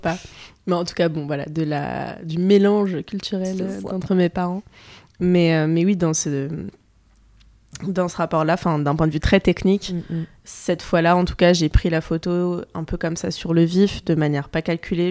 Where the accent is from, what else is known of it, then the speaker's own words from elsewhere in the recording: France; je suis née en France, j'ai grandi en France